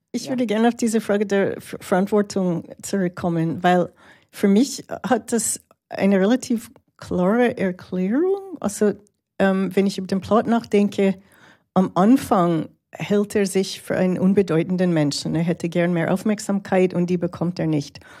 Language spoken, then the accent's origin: German; Toronto, Ontario, Canada; also born or lived in Montreal; der Film ist in Kanada gedreht worden, in Montreal und Toronto, wo ich aufgewachsen bin.